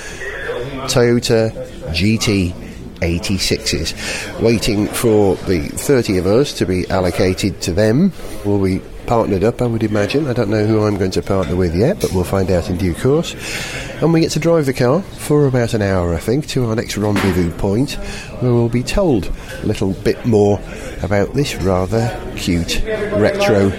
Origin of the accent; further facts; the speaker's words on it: Wales, United Kingdom; being a Welshman.